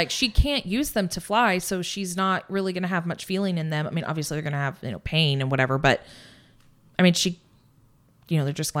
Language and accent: English; Indiana, United States; We're from Indiana. So like I saw a buck out in the woods and it was 17 feet tall and had 37 antlers.